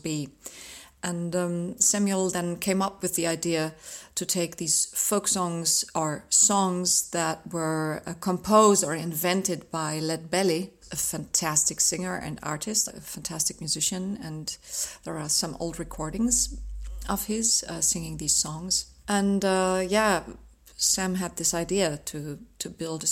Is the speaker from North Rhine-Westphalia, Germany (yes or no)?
yes; Ruhr area, North Rhine-Westphalia, Germany; now in Dresden, Germany; I was born in the Ruhrgebiet in Nordrhein-Westfalen in Germany